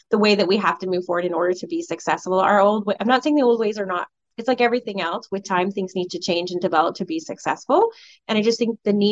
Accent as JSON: {"language": "English", "town": "Colborne", "region": "Ontario", "country": "Canada", "tie": "born or raised there", "said": "i grew up in a you know i grew up in Colborne it's no secret you know so i didn't have a lot of those experiences"}